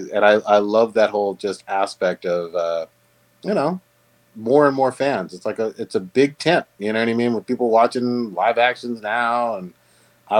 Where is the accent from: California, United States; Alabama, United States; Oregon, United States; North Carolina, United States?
California, United States; Bay Area; moved away as an adult; now in San Diego, United States; I grew up in the Bay Area